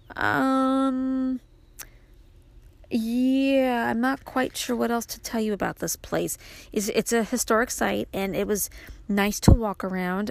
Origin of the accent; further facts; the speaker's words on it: New York City, New York, United States; moved away as an adult; now in upstate New York, United States; my life growing up in Brooklyn, how I made the move to upstate New York after I married my husband